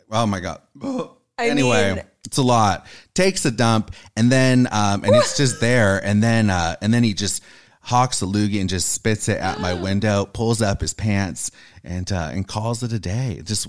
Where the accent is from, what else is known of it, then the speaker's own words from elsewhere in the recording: California, United States; Orange County, California. Oh, okay. Not too far.